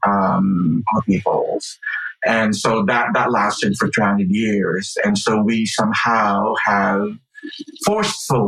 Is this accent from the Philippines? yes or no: yes; Philippines; now in Evanston, United States; I grew up in the Philippines